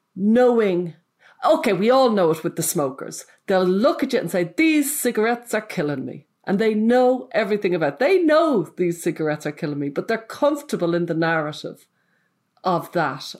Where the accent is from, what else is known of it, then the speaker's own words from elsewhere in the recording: Ireland; I'm from Ireland.